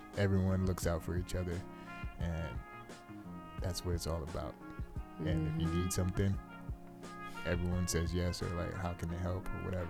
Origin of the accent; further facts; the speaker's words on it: Bridgeport, Connecticut, United States; born and raised in Bridgeport.